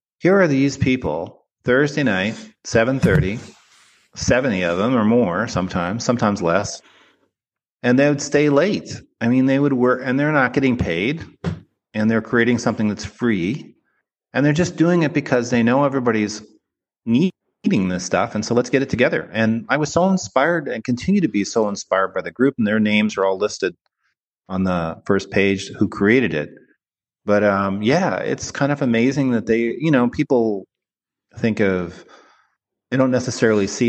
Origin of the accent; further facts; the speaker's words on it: Canada; moved away as an adult; also born or lived in Toronto; now in United States; I'm from Canada